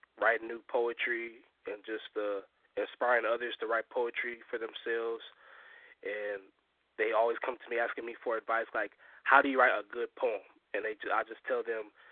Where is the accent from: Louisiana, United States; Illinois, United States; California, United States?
California, United States; I'm from California.